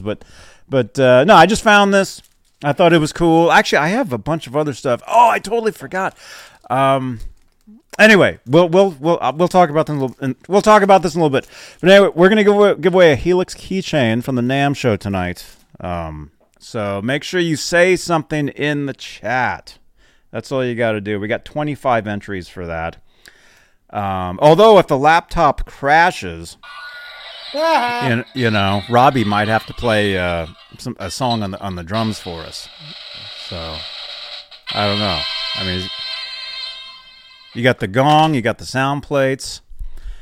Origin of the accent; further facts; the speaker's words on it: Phoenix, Arizona, United States; now in Santa Cruz, United States; I was born in Phoenix